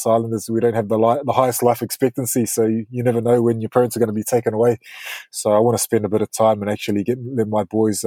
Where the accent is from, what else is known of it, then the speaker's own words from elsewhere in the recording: Auckland, New Zealand; moved away as an adult; also born or lived in Brisbane, Australia / Norwich, United Kingdom; now in United Kingdom; I grew up in New Zealand, but spent 5 years in Queensland